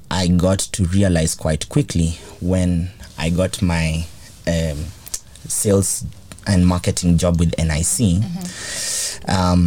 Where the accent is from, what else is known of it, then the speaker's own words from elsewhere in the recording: Kenya; also born or lived in Mexico; I'm from Kenya